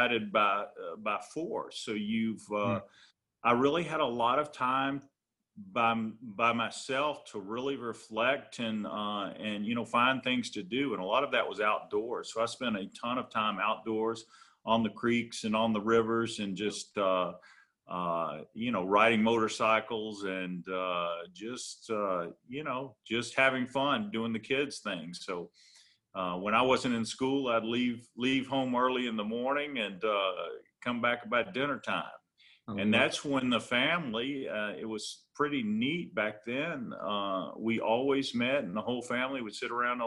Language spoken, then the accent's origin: English; Florence, Alabama, United States; So I was born and raised in Florence, Alabama, not too far from Decatur. So still North Alabama